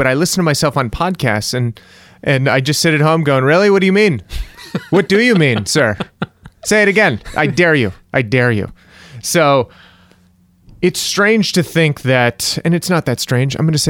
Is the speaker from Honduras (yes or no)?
no; United Kingdom; I'm British. I don't enjoy anything.